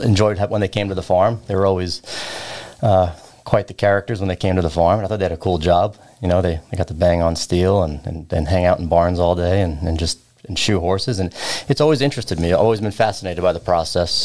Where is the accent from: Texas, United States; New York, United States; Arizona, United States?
New York, United States; Long Island; I was born in Long Island, New York.